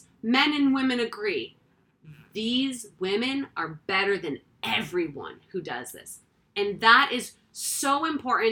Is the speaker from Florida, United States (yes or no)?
no; Massachusetts, United States; we come from Massachusetts. My mom is from Weymouth, Massachusetts.